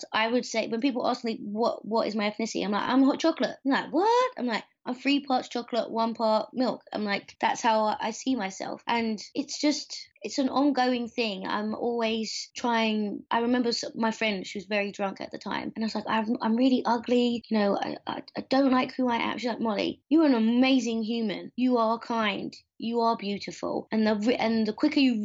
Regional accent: London, United Kingdom; moved away; also born or lived in Richmond / British Columbia; I grew up in Streatham, which is southwest London

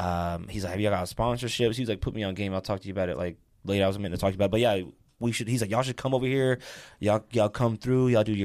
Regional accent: Morehead City, North Carolina, United States; now in Utah, United States; I'm from Morehead City. I'm from, like, Atlantic Beach, like the beach area.

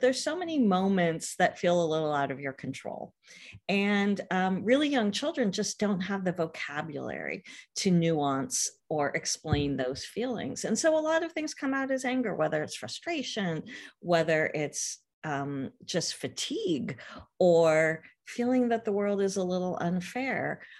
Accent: California, United States; I grew up out here in California

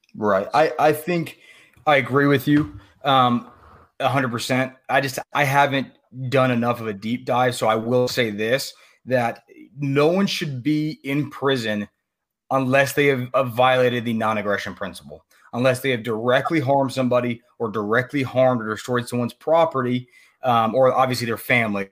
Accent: Virginia, United States; moved away; I grew up in Virginia. That's where I'm originally from. You know, I no longer live there

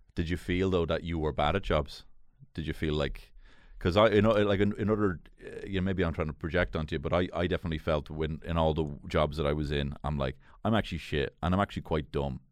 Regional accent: Dublin, Leinster, Ireland; I grew up in Marino.

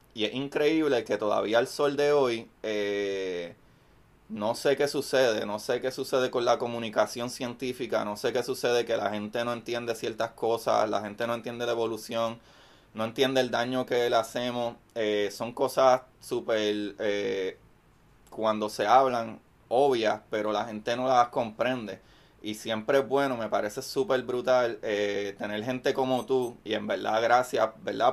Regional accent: Bayamón, Puerto Rico; also born or lived in Levittown; yo soy, eh, originalmente de Bayamón, pero siempre estudié en Levy Town

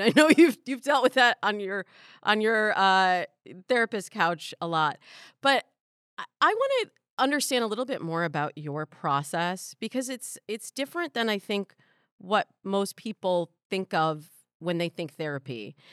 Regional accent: Midwest, United States; I grew up in the Midwest

